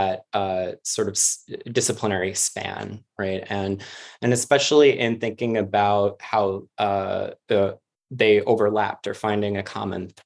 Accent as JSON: {"language": "English", "town": "New York City", "region": "New York", "country": "United States", "also_born_or_lived": "Boston", "moved": "as an adult", "lives_now": "Georgia, United States", "said": "I'm originally from Queens in New York City"}